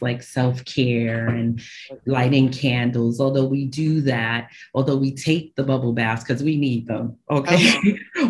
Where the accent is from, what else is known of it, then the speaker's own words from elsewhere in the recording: New York City, New York, United States; I, I, uh, was born and raised in Brooklyn, New York. Um, I'm a Brooklyn girl.